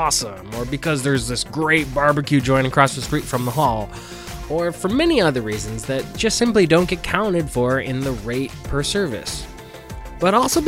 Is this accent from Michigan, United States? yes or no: yes; Detroit, Michigan, United States; born and raised in Northwest Detroit.